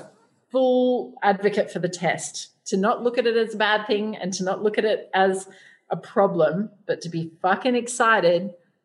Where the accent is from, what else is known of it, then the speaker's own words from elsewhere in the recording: Australia; moved away as an adult; now in Asia; us growing up in Australia